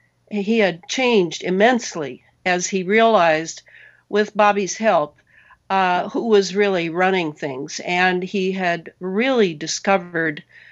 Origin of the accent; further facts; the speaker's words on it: Missouri, United States; born there; Well, I was born in Missouri on a kitchen table in Cora County. On a farm.